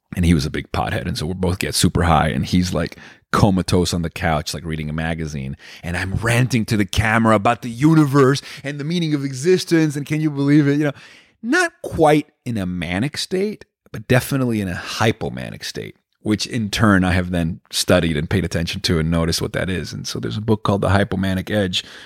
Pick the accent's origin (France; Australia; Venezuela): Venezuela; I was growing up in Venezuela